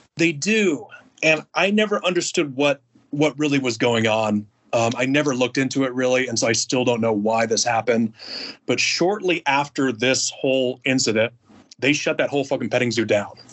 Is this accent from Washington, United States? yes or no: no; Alaska, United States; moved away as an adult; also born or lived in Oahu, Hawaii; I'm from Alaska originally